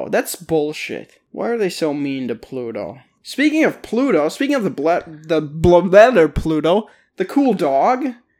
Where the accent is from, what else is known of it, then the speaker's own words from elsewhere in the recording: United States; okay, we're American.